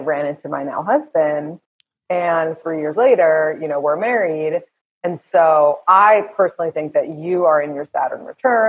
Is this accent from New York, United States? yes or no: yes; New York, United States; I'm from here. I'm from New York.